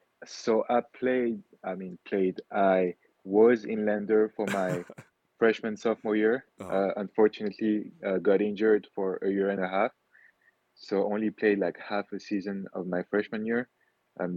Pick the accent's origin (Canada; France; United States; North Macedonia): France; Wittenheim, Grand Est; also born or lived in Kenya / French Guiana; So Wittenheim, France is my hometown. Mm-hmm. This is where my grandpa was. This is where my mom grew up. This is where my great grandpa was. But me personally, I was born in Kenya.